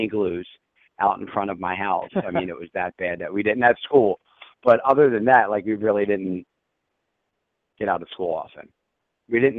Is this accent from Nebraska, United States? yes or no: no; Philadelphia, Pennsylvania, United States; growing up in Philly